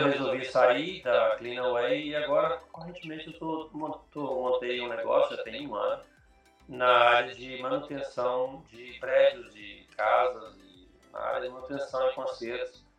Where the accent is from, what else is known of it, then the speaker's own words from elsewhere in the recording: Brasília, Federal District, Brazil; first language Portuguese; moved away as an adult; now in Australia; em Brasília